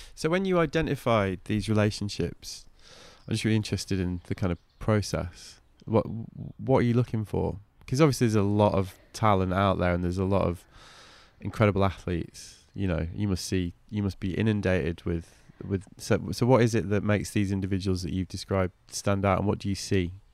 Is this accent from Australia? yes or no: no; United Kingdom; now in United States; as a Brit